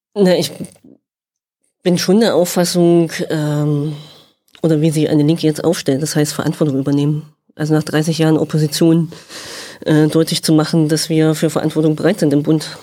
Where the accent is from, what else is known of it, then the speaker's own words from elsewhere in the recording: Thuringia, Germany; also born or lived in Demmin; habe Leistungssport gemacht, habe mein Abi da gemacht, habe in Erfurt studiert